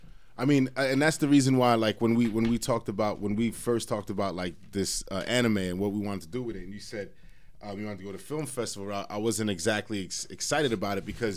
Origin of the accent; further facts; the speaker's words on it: New Jersey, United States; I'm from Jersey.